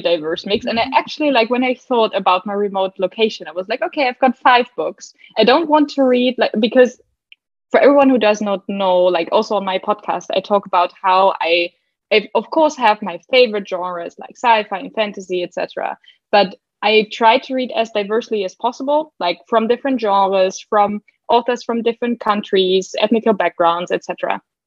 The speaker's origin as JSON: {"language": "English", "country": "Germany", "second_language": "English", "said": "I'm from Germany"}